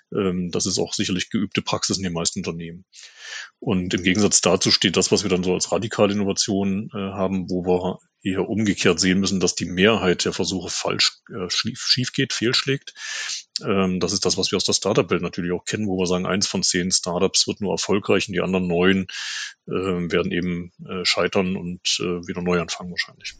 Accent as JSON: {"language": "German", "country": "Germany", "said": "in Deutschland"}